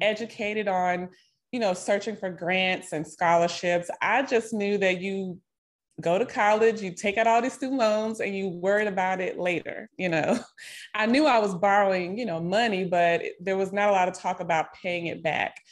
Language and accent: English; Nashville, Tennessee, United States; moved away as an adult; also born or lived in Miami, Florida / Texas; now in Dallas-Fort Worth, United States; I'm originally from Nashville, Tennessee, born and raised. I currently live here in Texas, near the Dallas-Fort Worth area